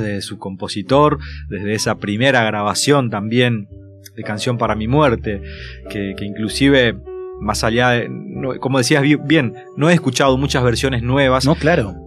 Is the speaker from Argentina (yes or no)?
yes; Santo Tomé, Corrientes, Argentina; moved away as an adult; now in Buenos Aires, Argentina; la casa de mi abuelo, ¿no? Y, y estaba él que me hablaba en portugués